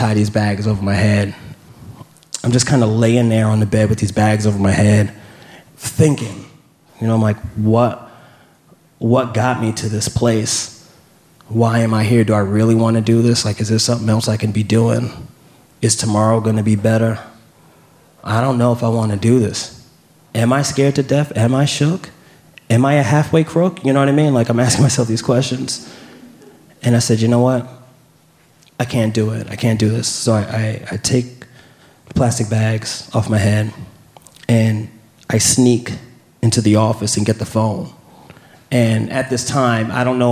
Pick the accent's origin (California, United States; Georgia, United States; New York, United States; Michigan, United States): New York, United States; New York City; also born or lived in Queens / Harlem; I'm from New York